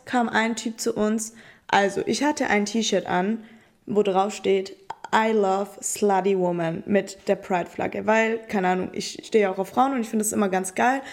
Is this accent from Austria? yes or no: no; Italy; now in Stuttgart, Germany; ich bin ja Italienerin